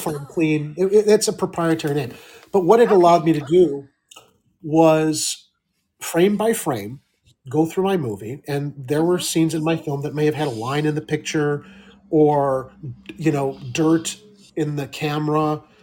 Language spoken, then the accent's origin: English; Midwest, United States; a Midwestern boy like me